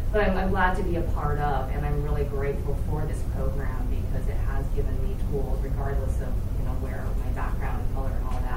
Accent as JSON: {"language": "English", "region": "Utah", "country": "United States", "tie": "born or raised there", "moved": "yes", "lives_now": "Los Angeles, United States", "said": "I grew up in Utah"}